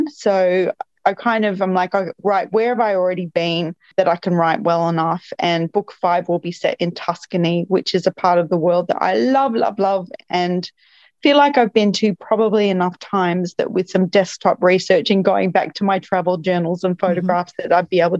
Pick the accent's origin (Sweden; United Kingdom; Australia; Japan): Australia; Melbourne, Victoria; I'm from Melbourne, and, I am a big fan of food